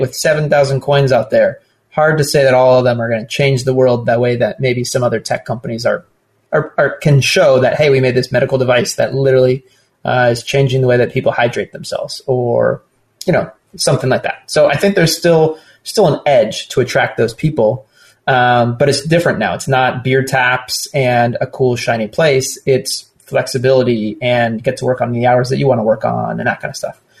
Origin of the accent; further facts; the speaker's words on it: Southern California, United States; I'm born and raised in Southern California